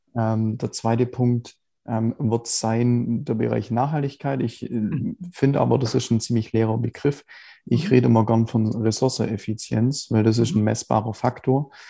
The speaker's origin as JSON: {"language": "German", "town": "Biberach", "region": "Baden-Württemberg", "country": "Germany", "tie": "born or raised there", "said": "Ja, ich äh, komme aus Biberach, also unterhalb von Ulm. Mhm. Ähm, wohne, also der Großteil meiner Zeit eigentlich schon immer hier"}